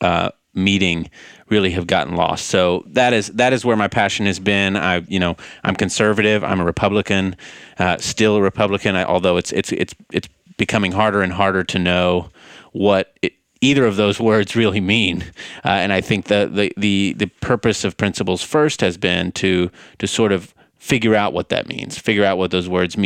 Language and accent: English; White House, Texas, United States; moved away as an adult; now in Boston, United States; Born and raised in East Texas. Grew up in White House